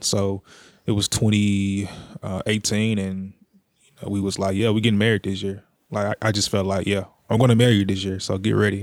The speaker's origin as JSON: {"language": "English", "town": "Jackson", "region": "Tennessee", "country": "United States", "tie": "born or raised there", "said": "I'm born and raised in Jackson, Tennessee, all my life"}